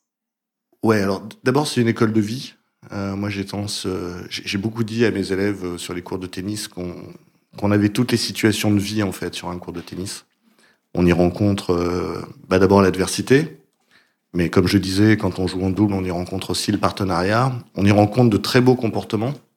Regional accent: France; moved away as an adult; also born or lived in United States; je suis français

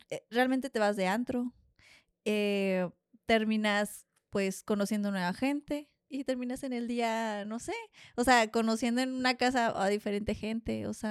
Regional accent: Monterrey, Nuevo León, Mexico; Y entre mis amigas, porque pues, como sabes, pues vine de Monterrey, allá era más de, vámonos de, de fiesta.

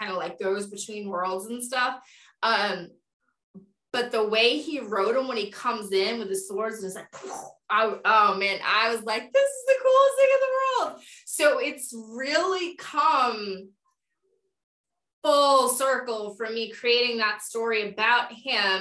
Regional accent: New York, United States; I'm a New Yorker

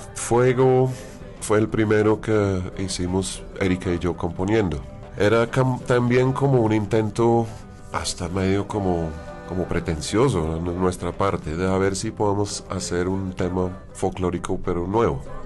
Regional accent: London, United Kingdom; Spanish is a second language; moved away; yo siendo un inglés londinense

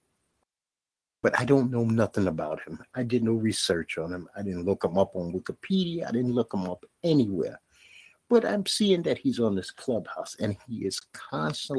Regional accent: New York City, New York, United States; I come from Bed-Stuy, Brooklyn

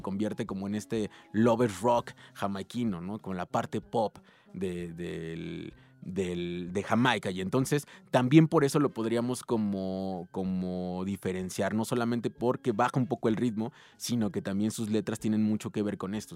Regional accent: Ciudad Nezahualcóyotl, State of Mexico, Mexico; yo vengo de Ciudad Neza, que Ciudad Neza siempre se ha caracterizado por ser una ciudad contestataria

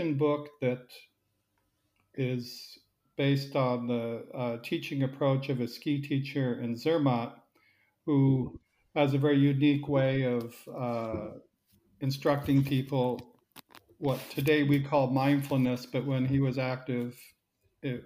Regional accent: Silicon Valley, California, United States; moved away as an adult; also born or lived in United Kingdom / Switzerland; now in Zurich, Switzerland; I grew up in Silicon Valley

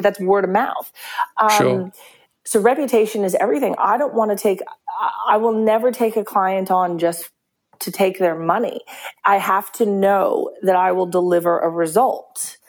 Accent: Australia; We're Australian, that's what we do.

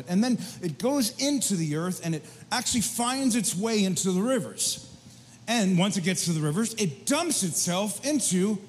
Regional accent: Margaretville, New York, United States; I grew up upstate New York, 2.5 hours on a good drive, 3 on a bad drive. And I grew up in the Catskill Mountains for my formative years, really 11 through probably 18.

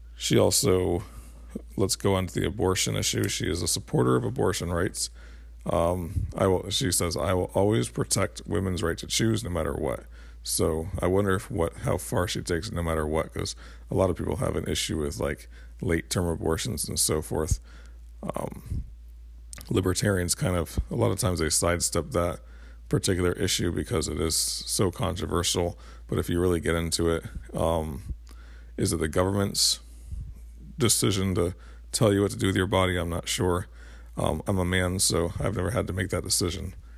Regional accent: United States; as an American

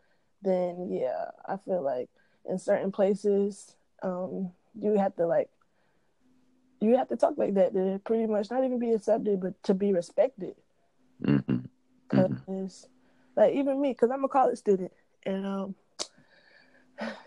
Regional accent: Fayetteville, North Carolina, United States; I'm from Fayetteville, North Carolina

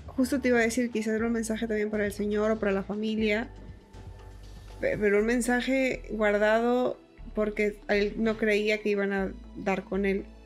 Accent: Montemorelos, Nuevo León, Mexico; Yo soy de Montemorelos

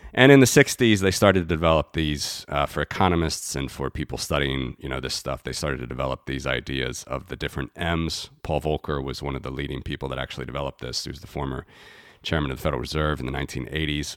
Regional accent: United States; moved away as an adult; now in Latvia; I'm originally from the United States. I was, uh, born and raised there

